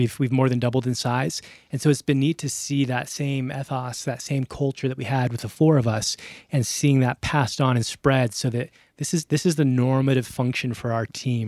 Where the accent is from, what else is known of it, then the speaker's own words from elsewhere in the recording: Albuquerque, New Mexico, United States; also born or lived in Phoenix / Middle East; Yeah, so I grew up here in Albuquerque.